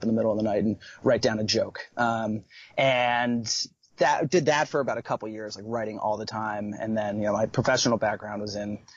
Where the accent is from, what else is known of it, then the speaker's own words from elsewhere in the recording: just north of New York City, United States; I'm from just north of New York City.